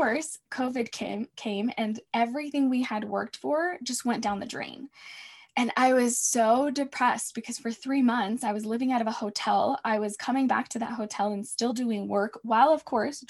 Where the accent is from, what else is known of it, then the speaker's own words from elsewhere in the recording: United States; also born or lived in Mexico; I was brought to the States as a baby. So I've been here my whole life